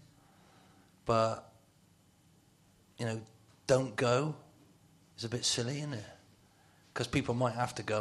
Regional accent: Bristol, South West England, United Kingdom; I'm from Bristol

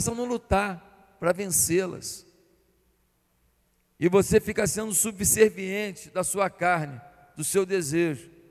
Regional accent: Barbacena, Minas Gerais, Brazil; born there; porque lá onde eu nasci em Barbacena não era.

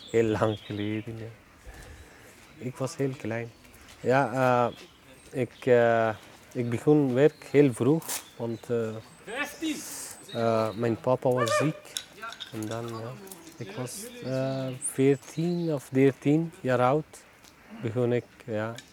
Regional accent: Afghanistan; Dutch is a second language; now in Ghent, Belgium; eh, ik kom uit Afghanistan. Ik woon al bijna zes jaar in België, maar twee jaar was ik in Wallonië.

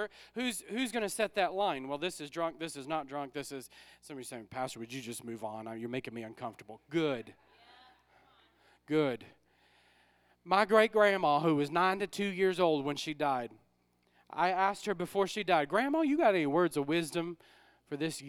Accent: New Orleans, Louisiana, United States; moved away as an adult; now in Ohio, United States; We're from New Orleans

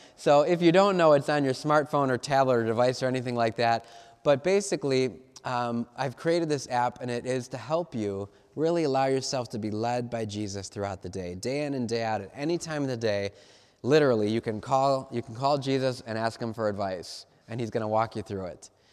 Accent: Cleveland, Ohio, United States; I'm from Cleveland

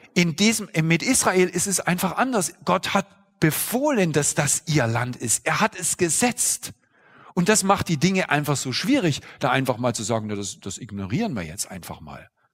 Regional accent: eastern Germany, Germany; Ich bin zum Beispiel im Osten Deutschlands groß geworden

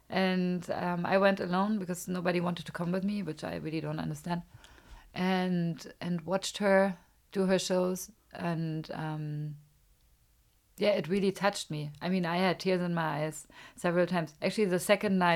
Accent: Germany; English is a second language; also born or lived in Los Angeles, United States; I mean, now when I open my mouth, it's like you are from Germany.

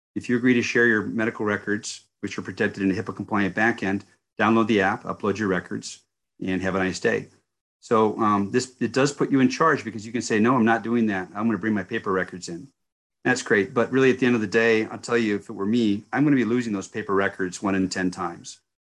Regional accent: United States; as an American citizen and one who worked hard for our country for thirty years overseas

